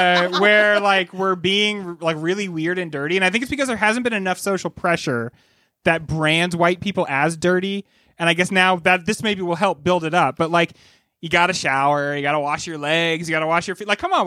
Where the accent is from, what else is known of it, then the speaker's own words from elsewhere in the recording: Boston, Massachusetts, United States; Guess what I'm not doing anymore, even though I'm from Boston.